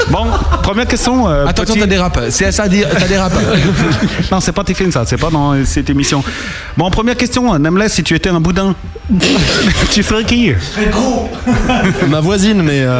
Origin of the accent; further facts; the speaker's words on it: Paris, Île-de-France, France; Non, c'est parce que je suis un chinois du 13 ème